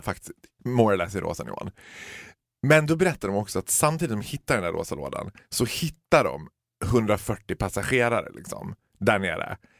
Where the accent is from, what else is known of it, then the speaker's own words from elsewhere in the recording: Borlänge, Dalarna County, Sweden; Vi är födda och uppvuxna i Borlänge